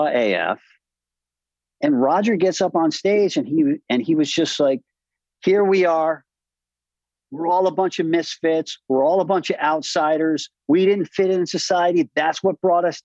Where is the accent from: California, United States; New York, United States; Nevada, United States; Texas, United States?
New York, United States; Westchester; I grew up in Westchester, upper middle class high school